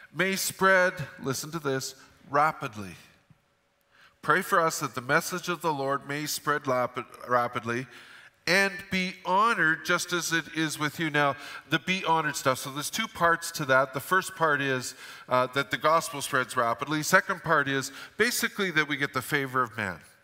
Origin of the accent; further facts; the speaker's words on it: Fort St. John, British Columbia, Canada; I grew up in Fort St. John